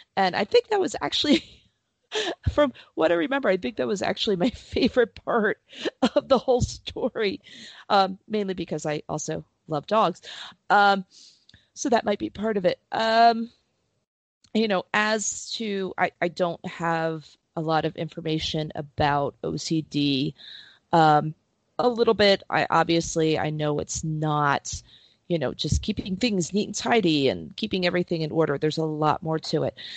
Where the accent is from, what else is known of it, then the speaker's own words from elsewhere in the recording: Princeton, New Jersey, United States; I grew up in Princeton